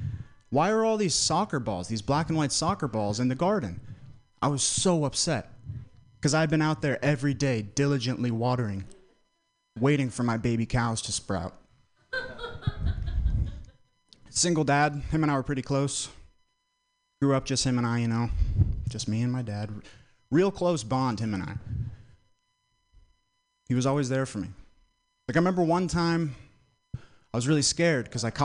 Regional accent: Vermont, United States; I'm from Vermont

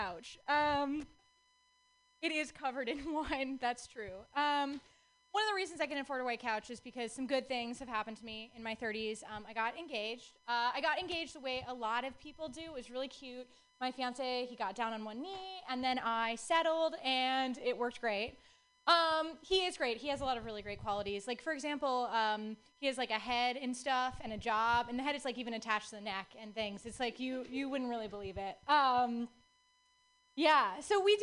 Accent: Texas, United States; moved away; Growing up, I grew up in Texas

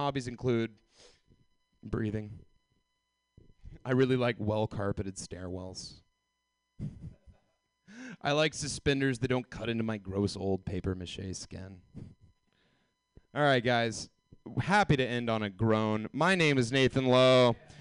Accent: Georgia, United States; moved away as an adult; I've got Georgia pride. I was raised in the South

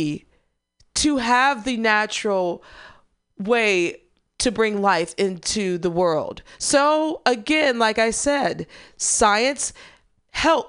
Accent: Missouri, United States; That's my home state.

